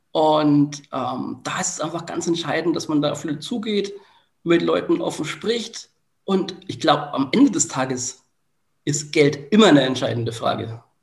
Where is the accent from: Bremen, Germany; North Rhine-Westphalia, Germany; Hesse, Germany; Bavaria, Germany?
Bavaria, Germany; Bamberg; ich bin ja immer noch auch in meiner Heimat ein Stück weit aktiv. Ähm, es ist so, dass ich ähm, meine Erfahrungen aus dem Projekt MIA mittlerweile auch ein Stück weit in Bamberg einbringe.